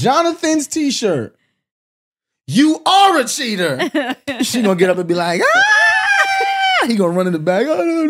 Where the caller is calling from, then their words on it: New York, United States; I'm from New York.